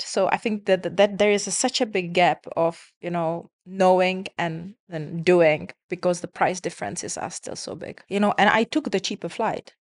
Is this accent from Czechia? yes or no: yes; Czechia; now in Dubai, United Arab Emirates; I come from Czech Republic